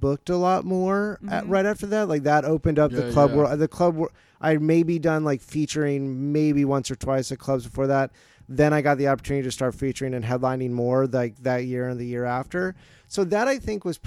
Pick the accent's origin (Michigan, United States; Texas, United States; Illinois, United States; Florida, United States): Florida, United States; Jacksonville; moved away as an adult; also born or lived in New Paltz, New York; now in Los Angeles, United States; I grew up in Florida